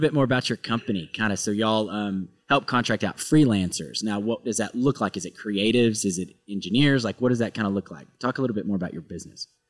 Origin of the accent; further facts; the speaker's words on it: Arkansas, United States; moved away; I'm from a really small town in Arkansas